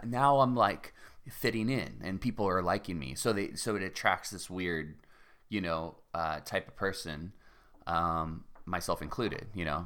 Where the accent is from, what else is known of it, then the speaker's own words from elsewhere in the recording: Cardiff by the Sea, California, United States; also born or lived in La Jolla; I was born in La Jolla, and I grew up in Cardiff by the Sea